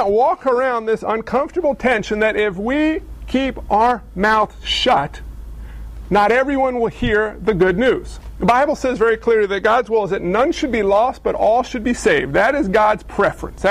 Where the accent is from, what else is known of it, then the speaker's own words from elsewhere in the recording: United States; as American Christians